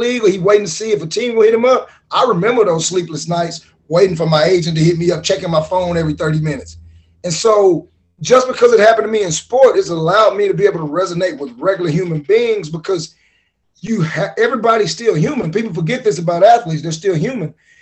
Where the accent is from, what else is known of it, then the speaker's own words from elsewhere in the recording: Pittsburg, Texas, United States; I'm from Pittsburgh, Texas